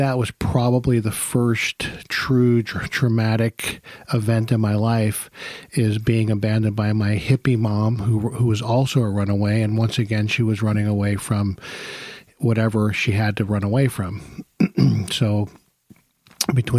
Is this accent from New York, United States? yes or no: yes; New York, United States; I was born in New York